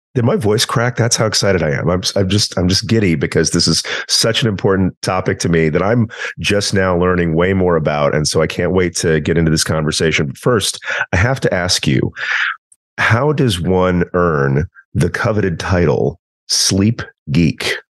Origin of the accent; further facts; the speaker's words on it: East Texas, United States; I'm also from East Texas